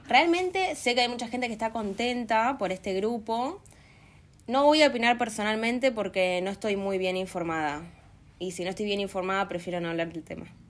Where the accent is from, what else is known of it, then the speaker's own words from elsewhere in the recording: Pueblo Esther, Santa Fe, Argentina; moved away; Estoy en mi pueblo, disfrutando de mis amigos en Santa Fe